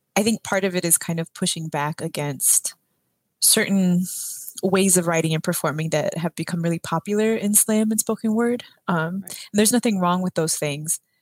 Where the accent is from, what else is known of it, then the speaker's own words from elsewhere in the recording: San Antonio, Texas, United States; I grew up on the south side of San Antonio, which is closer to the border with Mexico than it is to Houston